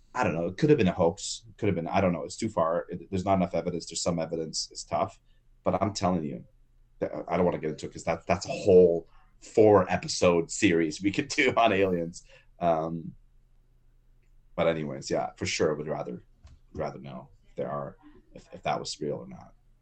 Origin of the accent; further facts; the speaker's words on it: Lebanon; moved away; I'm from Lebanon, and we have bathrooms that are just troughs